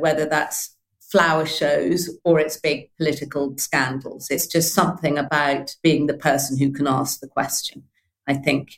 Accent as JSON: {"language": "English", "country": "Malawi", "tie": "born or raised there", "also_born_or_lived": "Tunbridge Wells, United Kingdom", "said": "I grew up in Malawi and then in the traditional manner of a parent in the what was then the colonial civil service to Tunbridge Wells."}